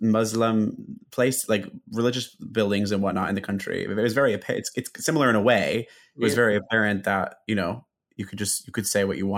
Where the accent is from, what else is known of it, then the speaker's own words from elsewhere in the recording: United States; I'm being an American